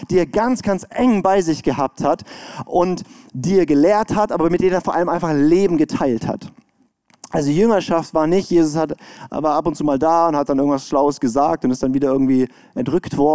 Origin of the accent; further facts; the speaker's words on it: Baden-Württemberg, Germany; ich komme aus dem Schwarzwald, da ist gute Luft.